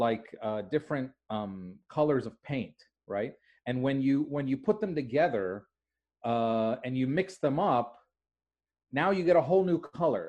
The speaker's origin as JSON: {"language": "English", "area": "outside of Philadelphia", "region": "Pennsylvania", "country": "United States", "tie": "born or raised there", "also_born_or_lived": "Jordan / Michigan", "moved": "as an adult", "lives_now": "Dearborn, United States", "said": "And we went to America when I was 3 years old. And I grew up outside of Philadelphia, Pennsylvania. So when I was 18, I moved to Michigan to go to college. And Michigan is home to the largest Arab American community."}